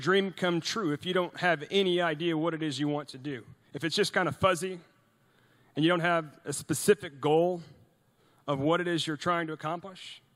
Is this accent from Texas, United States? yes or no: yes; Sugar Land, Texas, United States; also born or lived in Norway; intern for a congressman in my hometown there in Sugar Land